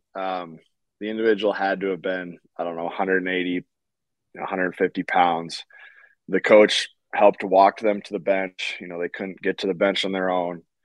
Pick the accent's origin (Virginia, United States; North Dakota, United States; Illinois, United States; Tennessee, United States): North Dakota, United States; I'm from North Dakota